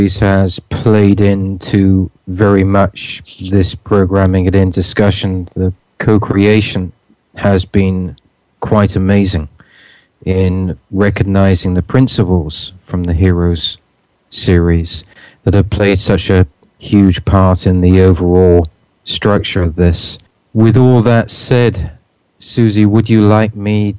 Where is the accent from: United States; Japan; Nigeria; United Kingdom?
United Kingdom; England; when I was a kid growing up in England